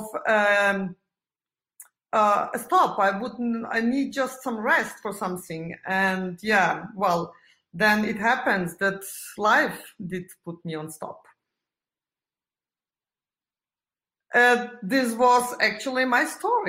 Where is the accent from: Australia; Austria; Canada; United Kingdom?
Austria; Vienna; I'm living in Vienna, and that's my hometown